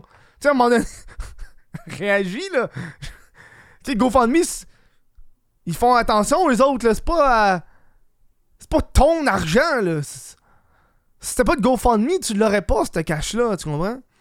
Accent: Quebec, Canada; je suis québécois

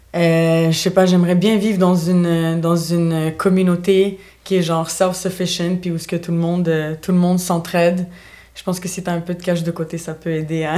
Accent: Montreal, Quebec, Canada; also born or lived in Bulgaria; j'ai toujours vécu à, presque toute ma vie à Montréal.

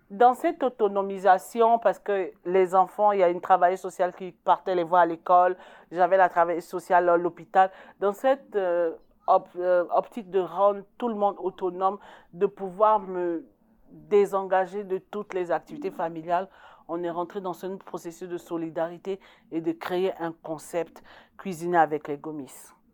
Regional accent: Côte d’Ivoire; now in Canada; je, suis la seule Ivoirienne, d'origine ivoirienne, même si je suis québécoise, canadienne aujourd'hui.

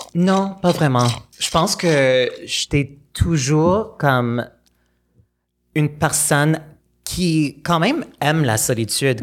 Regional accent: Montreal, Quebec, Canada; À Pierrefonds. Euh, c'est un banlieue de Montréal euh, assez anglophone

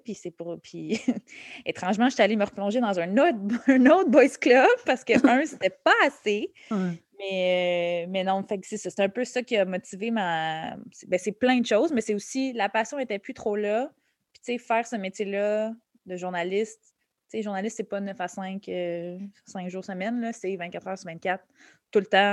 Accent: Laval, Quebec, Canada; also born or lived in Montreal; je suis née à Montréal, je suis née à Hochelaga Maisonneuve. Euh, j'ai passé les six premières années de ma vie ici, puis après ça, on a déménagé euh, à Laval, en banlieue

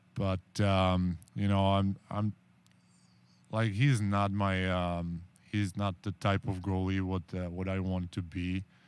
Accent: Czechia; English is a second language; moved away; I'm from Czech Republic

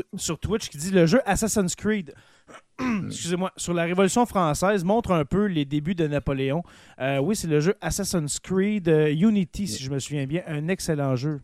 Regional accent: Quebec, Canada; accent: Québécois

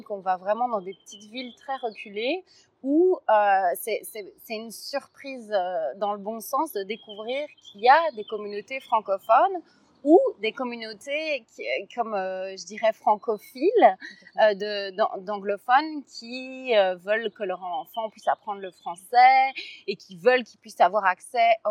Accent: Belgium; je suis pas, suis pas français, je viens de Belgique.

